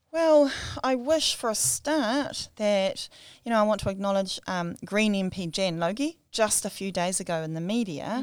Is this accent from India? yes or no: no; Whirinaki, Hokianga, Northland, New Zealand; also born or lived in Wellington / Dunedin / Christchurch / Auckland; growing up in Wherinaki, swimming in our river